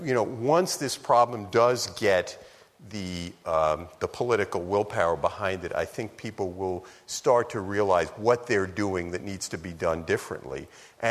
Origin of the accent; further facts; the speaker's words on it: New York City, New York, United States; when I was a kid growing up in New York City